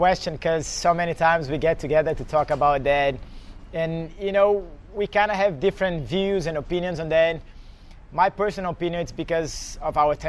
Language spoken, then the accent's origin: English; Belo Horizonte, Minas Gerais, Brazil; English is a second language; me, Marcelo, and Andre, we're from Belo Horizonte. We grew up in the same country club.